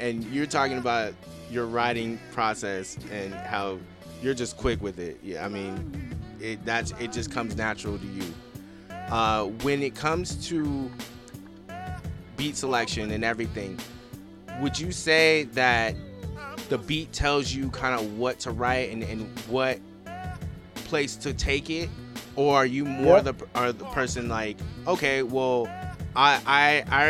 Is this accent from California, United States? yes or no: yes; Los Angeles, California, United States; I'm from the West Coast. I'm from Los Angeles